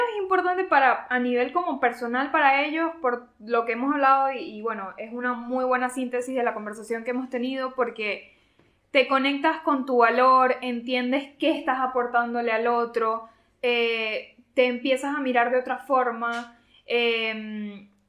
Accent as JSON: {"language": "Spanish", "country": "Venezuela", "said": "nosotros sí somos de Venezuela y por eso estamos orgullosos"}